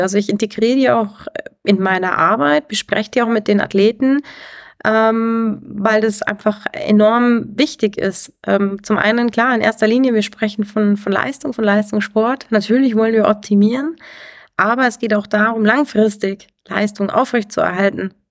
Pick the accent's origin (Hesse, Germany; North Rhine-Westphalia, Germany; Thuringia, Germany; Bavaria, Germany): Bavaria, Germany; Garmisch-Partenkirchen; Ich komme aus dem Ski Freestyle, also bin ein Kind der Berge, bin ja hier aufgewachsen